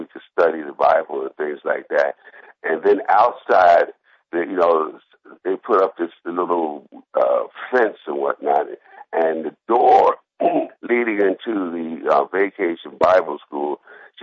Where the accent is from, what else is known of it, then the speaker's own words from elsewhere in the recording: Philadelphia, Pennsylvania, United States; growing up in Philadelphia, there was a lady who lived on my block.